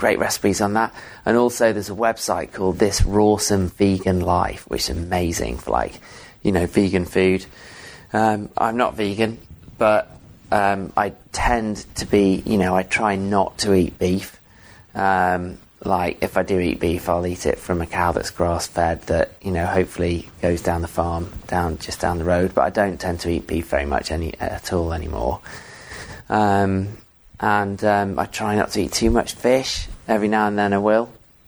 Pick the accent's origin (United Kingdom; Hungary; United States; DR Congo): United Kingdom; England; Yeah. So I'm English, but my parents moved around a lot.